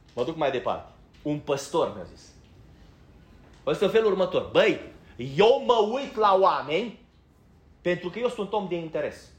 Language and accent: Romanian; Banat, Romania; moved away; eu din Banat